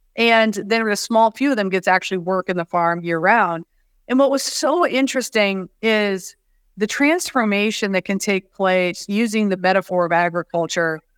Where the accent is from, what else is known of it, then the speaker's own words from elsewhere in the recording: West Branch, Iowa, United States; I grew up in West Branch, Iowa.